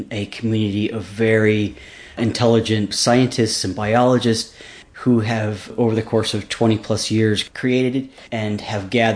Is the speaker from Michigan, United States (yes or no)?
no; Seattle, Washington, United States; also born or lived in Los Angeles, California / Alaska / Minnesota / north of San Francisco, California; now in Youngsville, United States; I was actually born in the LA region, and as a very young kid, I moved to Seattle, where I was raised for the most part, and a little bit in Alaska and also in Minnesota.